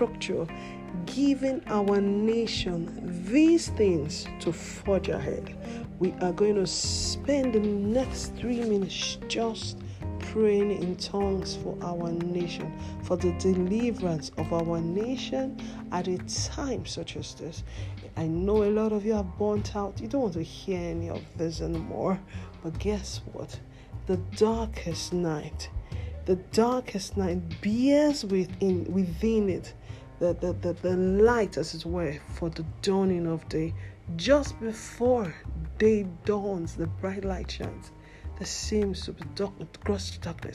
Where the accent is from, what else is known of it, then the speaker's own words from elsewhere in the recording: Nigeria; My home country is Nigeria